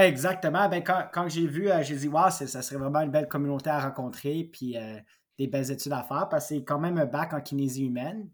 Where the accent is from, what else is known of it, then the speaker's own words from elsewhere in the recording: Mansfield-et-Pontefract, Quebec, Canada; ça faisait 17 ans que j'étais dans le Pontiac